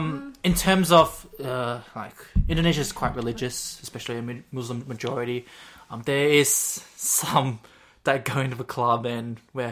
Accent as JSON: {"language": "English", "country": "Australia", "said": "I'm too Aussie."}